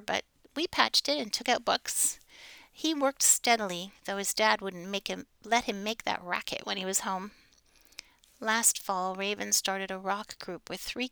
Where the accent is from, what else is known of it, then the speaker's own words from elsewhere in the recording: St. Catharines, Ontario, Canada; I grew up in St. Catharines